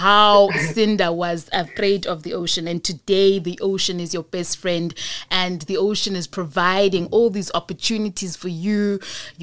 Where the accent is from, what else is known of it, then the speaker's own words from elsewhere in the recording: Cape Town, Western Cape, South Africa; I'm from Go 37